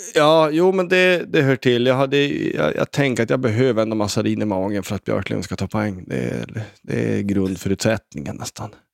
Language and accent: Swedish; Sweden; som svensk